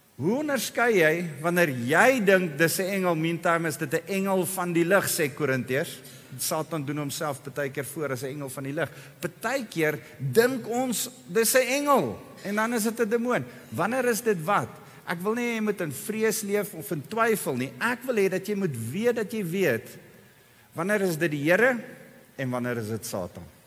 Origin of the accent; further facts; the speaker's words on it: South Africa; ek en jy As bygelowige Afrikaners